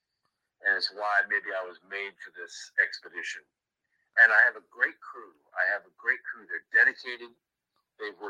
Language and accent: English; Stranraer, Scotland, United Kingdom; Stranraer, which is my hometown in Scotland